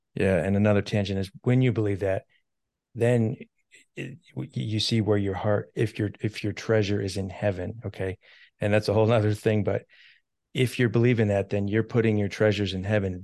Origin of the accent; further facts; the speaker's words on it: United States; I'm an American